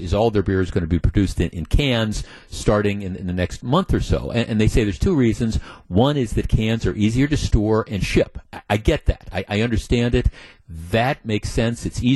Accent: Wisconsin, United States; I'm from Wisconsin

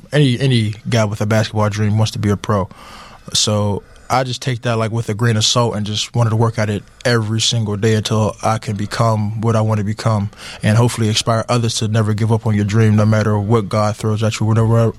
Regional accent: Atlanta, Georgia, United States; now in Pittsburgh, United States; I'm from Atlanta, Georgia.

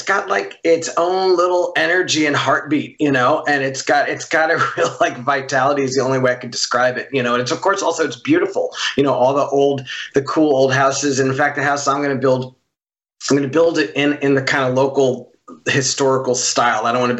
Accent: New York, United States; now in Los Angeles, United States; I grew up in New York. I live in L.A.

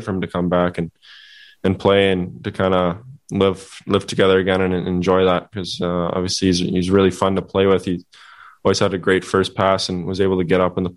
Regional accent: Canada; as a Canadian kid, you grew up dreaming about playing for that team

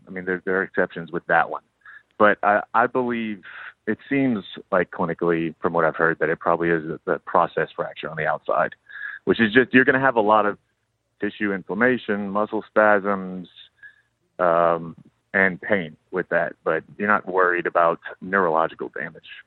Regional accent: Lafayette, Louisiana, United States; now in New Orleans, United States; I am from Lafayette

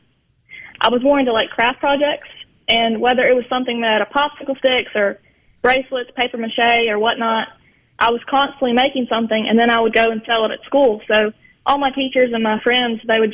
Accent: Belzoni, Mississippi, United States; Belzona is my hometown, and it really is where my heart lies.

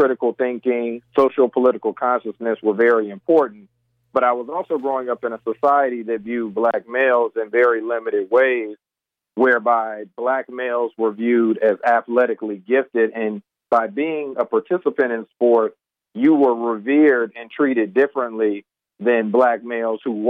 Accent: North Carolina, United States; growing up as a black male in North Carolina

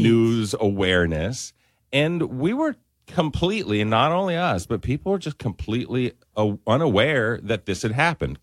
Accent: Spokane, Washington, United States; now in Lafayette, United States; I'm originally from Spokane, Washington

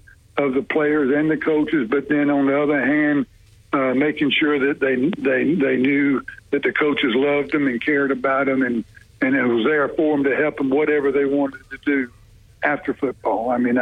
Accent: Macon, Georgia, United States; moved away as an adult; now in Birmingham, United States; I grew up in Macon, Georgia

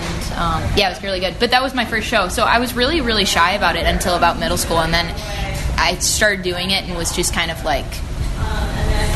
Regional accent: La Grange, Illinois, United States; moved away; I grew up in LaGrange

